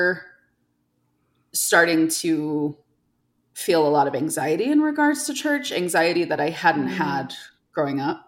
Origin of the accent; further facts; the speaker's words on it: New York, United States; moved away as an adult; now in Salt Lake City, United States; I grew up in New York State